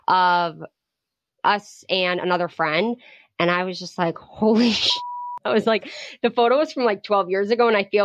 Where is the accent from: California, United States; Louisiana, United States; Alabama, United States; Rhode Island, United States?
Rhode Island, United States; we grew up in Rhode Island